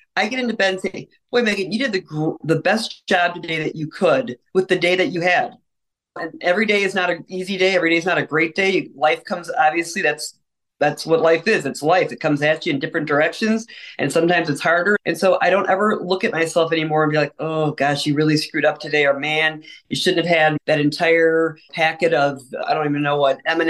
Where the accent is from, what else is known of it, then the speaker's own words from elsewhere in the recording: Ireland; I'm an Irish person, so I couldn't be more stereotypical drinker, potato eater, all of the above.